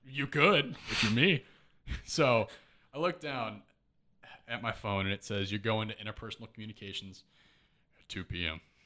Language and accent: English; Missouri, then Chicago suburbs, Illinois, United States; also born or lived in Kansas City, Missouri; born in Kansas City